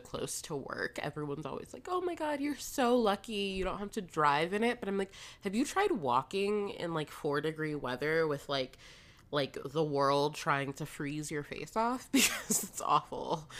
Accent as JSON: {"language": "English", "region": "Florida", "country": "United States", "moved": "yes", "said": "a Floridian living somewhere cold"}